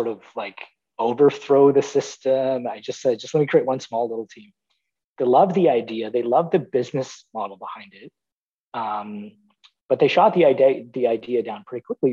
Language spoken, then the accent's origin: English; Toronto, Ontario, Canada; I was born and raised in Toronto